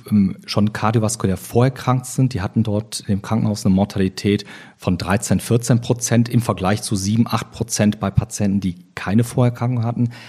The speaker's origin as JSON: {"language": "German", "town": "Oberhausen", "region": "North Rhine-Westphalia", "country": "Germany", "tie": "born or raised there", "also_born_or_lived": "Cologne / Düsseldorf", "said": "bin geboren in Köln, aufgewachsen in Oberhausen, also ein Kind des Ruhrgebietes und in Düsseldorf"}